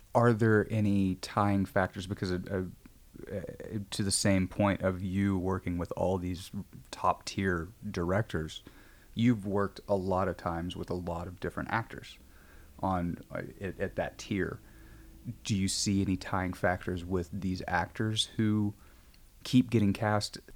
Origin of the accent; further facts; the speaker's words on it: Midwest, United States; now in Los Angeles, United States; I'm from the Midwest